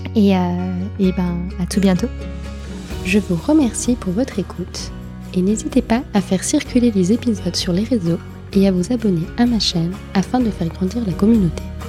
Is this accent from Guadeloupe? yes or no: no; Switzerland; en tant que Suisse